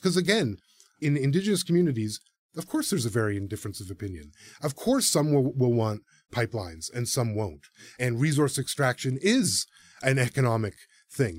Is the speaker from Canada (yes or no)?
yes; Toronto, Ontario, Canada; also born or lived in Serpent River First Nation (family origin); I was born in Toronto